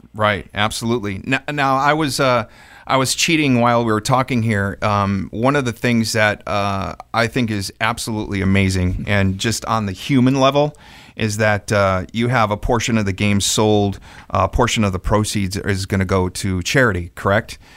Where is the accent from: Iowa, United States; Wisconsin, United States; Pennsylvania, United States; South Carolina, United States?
Wisconsin, United States; I'm also from Wisconsin